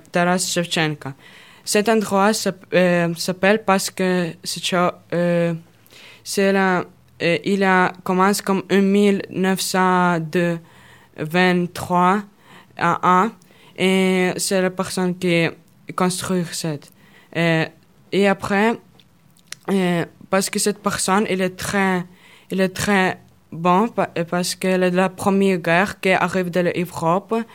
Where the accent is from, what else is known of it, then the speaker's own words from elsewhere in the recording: Kharkiv, Kharkiv Oblast, Ukraine; French is a second language; Oui, je viens de la ville de la Ukraine il, y a comme beaucoup de places de l'Ukraine, comme, euh, comme parc Gokhova.